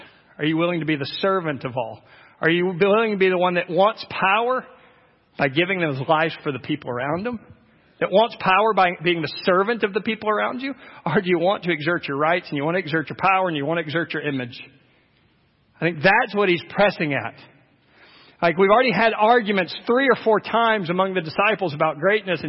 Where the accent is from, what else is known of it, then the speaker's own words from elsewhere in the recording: United States; as American Christians